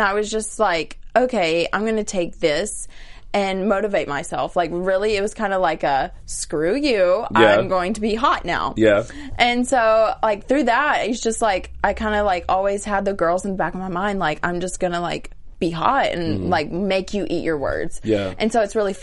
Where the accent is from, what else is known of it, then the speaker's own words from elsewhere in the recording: Arkansas, United States; moved away as an adult; now in Los Angeles, United States; my hometown in the South